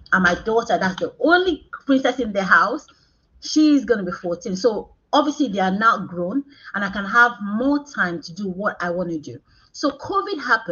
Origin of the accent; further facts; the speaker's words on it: Nigeria; moved away as an adult; now in United Kingdom; I'm Nigerian. I came to the United Kingdom about 13 years ago. So I didn't grow up in this country.